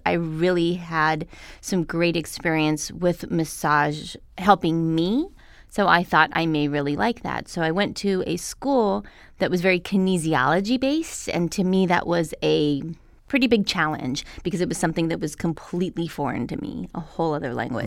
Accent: Albuquerque, New Mexico, United States; now in Los Angeles, United States; I came from Albuquerque, New Mexico.

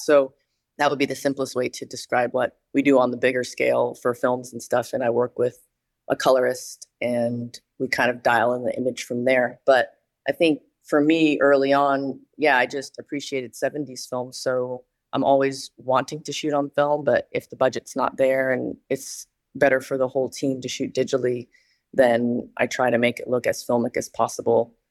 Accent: Danville, California, United States; moved away as an adult; I'm originally from Northern California, and I grew up in a place called Danville that's kind of east of Berkeley in the Bay Area

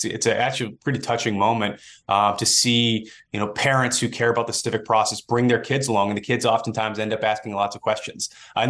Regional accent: Massachusetts, United States; And I grew up on the Massachusetts side, just over the border. But that is the region that I'm familiar with.

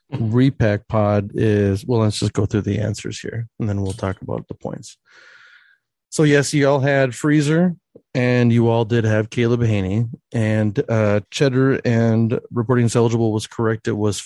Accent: Minnesota, United States; also born or lived in Wisconsin; I had to deal with Viking fans my whole life growing up in Minnesota and Western Wisconsin.

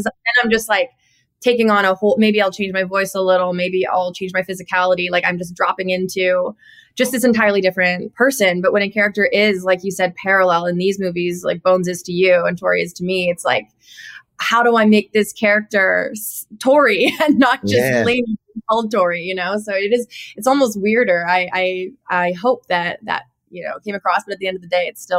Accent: Cloverdale, British Columbia, Canada; moved away as an adult; also born or lived in Nashville; now in Los Angeles, United States; I grew up in Cloverdale, which is a rodeo town in BC

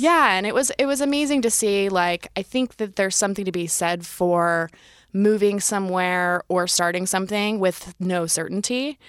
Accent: Youngstown, Ohio, United States; moved away as an adult; also born or lived in Sydney, Australia; I grew up in Northeast Ohio, Youngstown, middle of nowhere

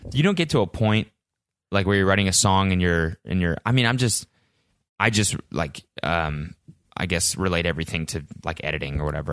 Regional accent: Calgary, Alberta, Canada; I'm from Calgary

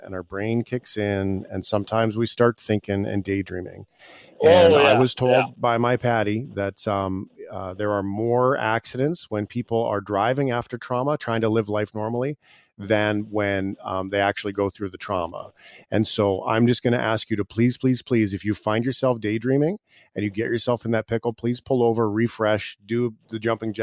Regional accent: Calgary, Alberta, Canada; I'm even from Calgary

